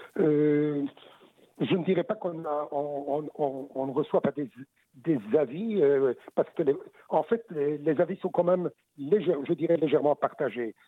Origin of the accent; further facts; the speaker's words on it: Belgium; chez nous, en Belgique